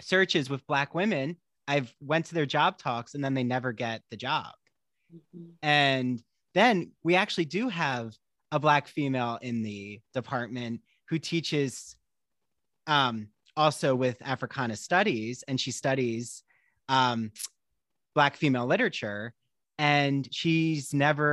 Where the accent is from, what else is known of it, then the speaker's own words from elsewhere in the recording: suburbs of Philadelphia, New Jersey, United States; I'm from Jersey too